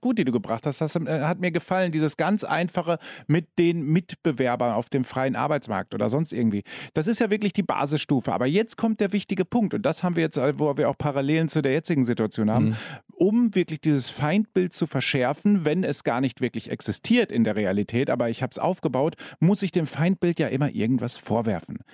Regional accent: Germany; moved away as an adult; now in Austria; Man hört es an mir, ich bin ein Zugereister, ja, aber ich bin schon acht Jahre hier. Ich war jetzt letzte Woche ähm, bei meinen Eltern zu Besuch in Deutschland

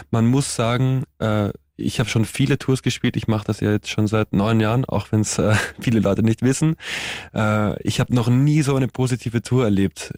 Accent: Austria; als Österreicher

